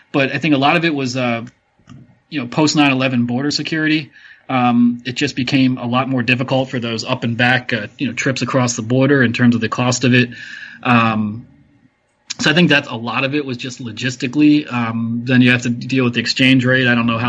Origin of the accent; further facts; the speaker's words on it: Ambler, Pennsylvania, United States; You know, I grew up in the Philadelphia suburbs, Ambler, PA, about 20 miles north of the city